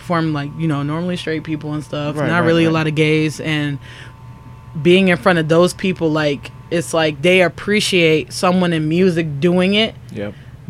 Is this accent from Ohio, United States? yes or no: yes; Ravenna, Ohio, United States; I come from Ravenna, Ohio.